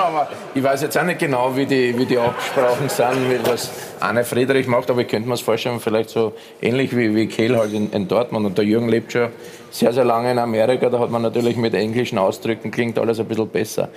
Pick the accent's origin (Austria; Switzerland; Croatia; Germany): Austria; ich bin ein Österreicher